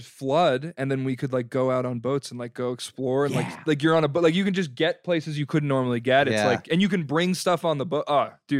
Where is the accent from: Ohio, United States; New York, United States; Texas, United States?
New York, United States; Long Island; also born or lived in Florida / Jacksonville, Florida; now in Brooklyn, United States; Yeah, well, I grew up on Long Island, then I moved to Florida. So I lived in Florida for a while, but I moved here after I graduated.